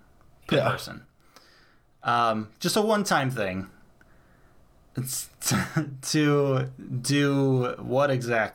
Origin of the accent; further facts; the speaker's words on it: United States; I love being an American